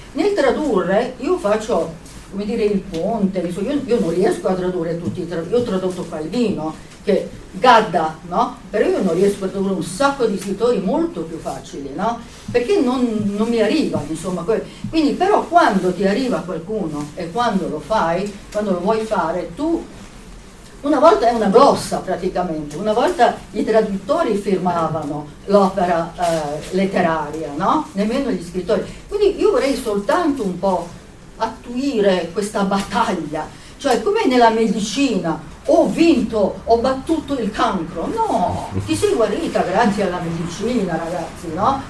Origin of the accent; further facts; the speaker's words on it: Italy; also born or lived in Serbia; sono cresciuta anche in Italia